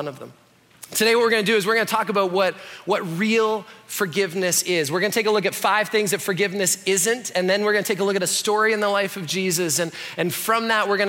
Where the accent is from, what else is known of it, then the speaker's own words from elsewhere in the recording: Canada; I'm Canadian